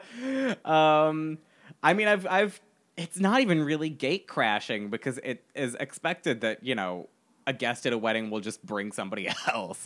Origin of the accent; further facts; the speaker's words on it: United States; I am very American